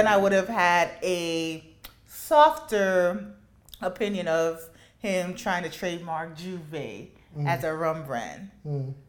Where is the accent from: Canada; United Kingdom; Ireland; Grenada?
Grenada; moved away; also born or lived in Brooklyn, New York, United States; even though I grew up in Grenada, my grandfather was from Trinidad. And I used to spend many times in Grandy with him